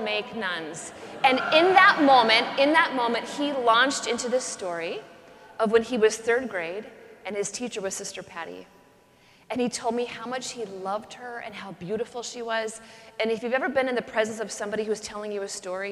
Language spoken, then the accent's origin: English; Pacific Northwest, United States; I grew up in the Pacific Northwest